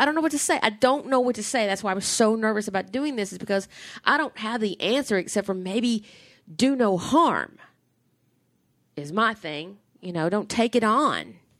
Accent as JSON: {"language": "English", "region": "the South", "country": "United States", "tie": "born or raised there", "said": "I grew up in the South"}